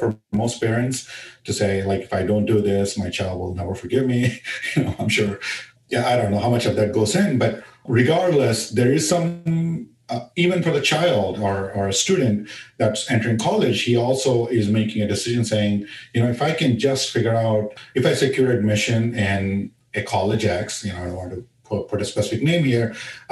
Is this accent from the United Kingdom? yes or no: no; India; moved away; when I was growing up in India